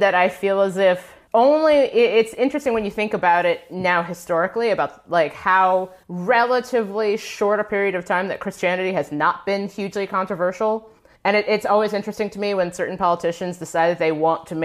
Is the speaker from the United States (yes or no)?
yes; Cincinnati, Ohio, United States; I grew up in Cincinnati, Ohio